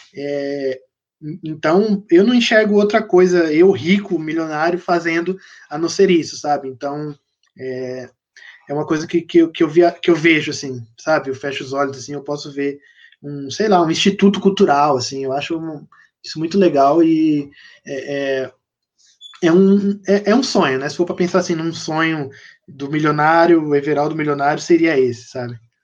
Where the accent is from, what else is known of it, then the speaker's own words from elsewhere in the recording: São Paulo, Brazil; also born or lived in Diadema; eu sou natural de São Paulo, nasci em Diadema, mas eu cresci, passei a infância em São Paulo e agora eu moro no interior de São Paulo